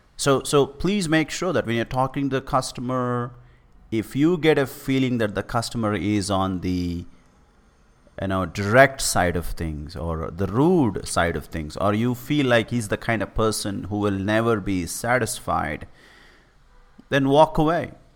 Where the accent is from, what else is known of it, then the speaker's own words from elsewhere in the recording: India; I'm from India